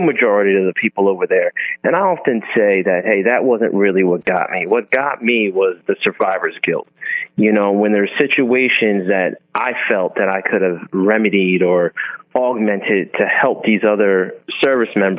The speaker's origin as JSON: {"language": "English", "country": "United States", "said": "as an American serving war"}